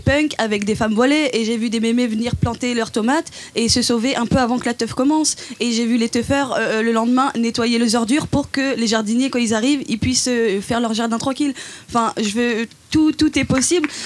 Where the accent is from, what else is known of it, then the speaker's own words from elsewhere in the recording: Dijon, Bourgogne-Franche-Comté, France; je viens de Dijon